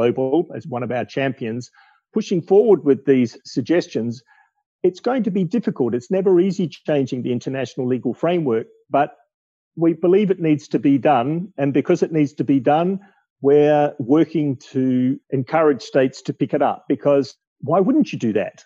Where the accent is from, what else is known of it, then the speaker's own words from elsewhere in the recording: Australia; growing up in Australia, seeing shifts in attitude to wildlife and native vegetation.